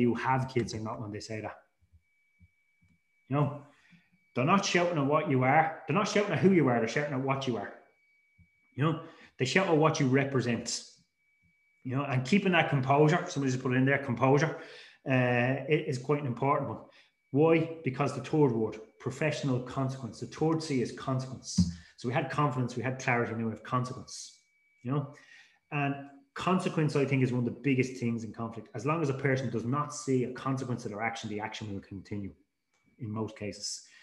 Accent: Dublin, Leinster, Ireland; I grew up in Dublin, and basically when I grew up in Dublin as a teenager

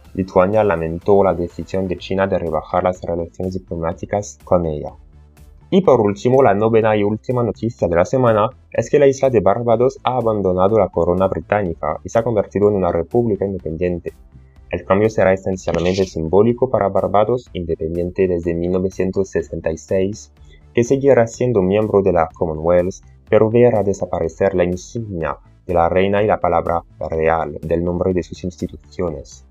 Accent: France; Spanish is a second language; si te estás preguntando por qué tengo este horrible acento, es porque soy francés.

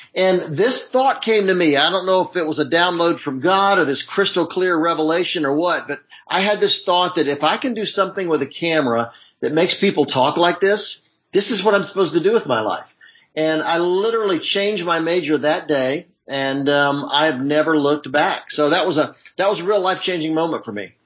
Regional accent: Charlotte, North Carolina, United States; also born or lived in Hollywood; now in Los Angeles, United States; I grew up in Charlotte, North Carolina.

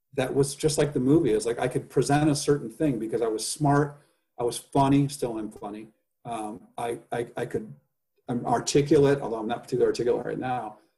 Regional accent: Indiana, United States; also born or lived in Los Angeles; now in San Francisco, United States; I grow up in indiana

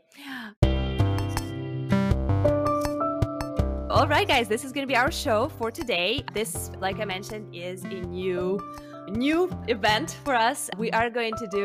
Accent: Russia; now in United States; I am actually originally from Russia.

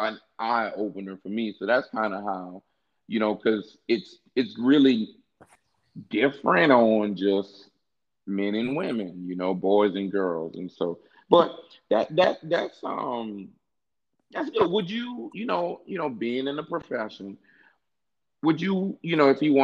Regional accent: Louisiana, United States; I'm from Louisiana too

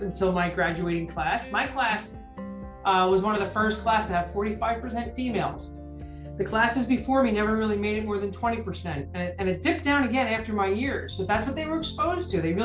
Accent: New Jersey, United States; we're from New Jersey

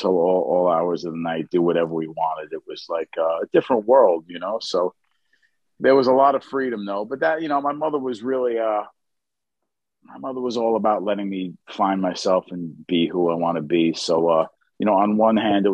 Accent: New York City, New York, United States; I grew up in Queens, in Bayside, Queens.

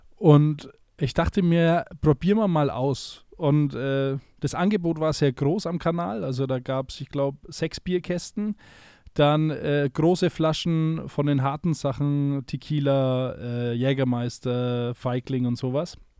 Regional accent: a small town in Middle Franconia, Bavaria, Germany; in Deutschland, in einer kleinen mittelfränkischen Stadt, wo ich herkomme

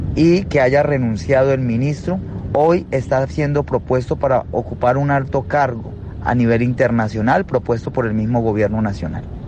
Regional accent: Colombia; Somos hermanos latinoamericanos, Colombia, Uruguay

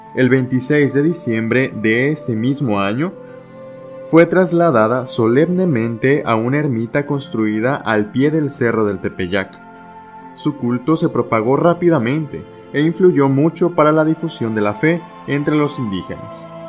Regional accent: Mexico; also born or lived in Monterrey, Nuevo León; como pueblo mexicano

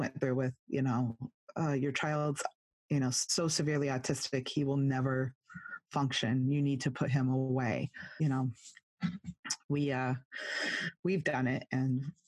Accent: California, United States; accent: Californian; I'm from California

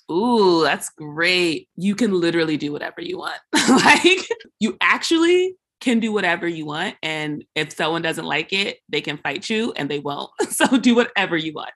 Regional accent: United States; the way I am as an American

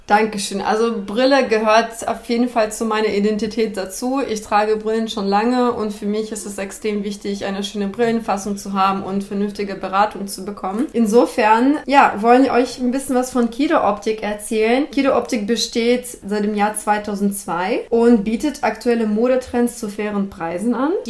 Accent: Hanover, Lower Saxony, Germany; Aber da, als Hannoveranerin, dann, da kannte ich schon alles

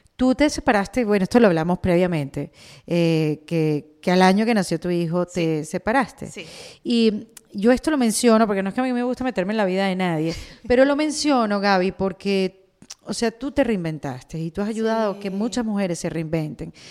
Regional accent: Venezuela; now in Miami, United States; yo vengo de Venezuela

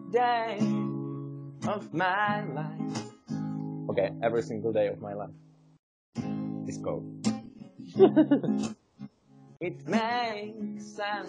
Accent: Czechia; English is a second language; So we are brothers from Czech Republic. We want to improve our skills of English

